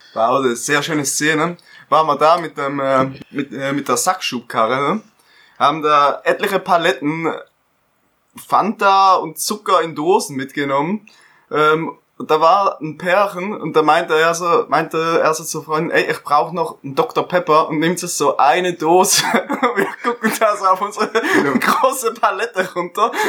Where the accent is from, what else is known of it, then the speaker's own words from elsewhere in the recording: Switzerland; Bin Schweizer